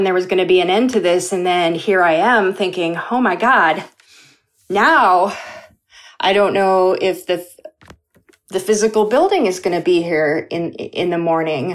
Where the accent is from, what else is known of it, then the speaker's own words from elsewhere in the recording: Minnesota, United States; also born or lived in South Korea; how I was raised here in Minnesota, in a very, very white, homogeneous state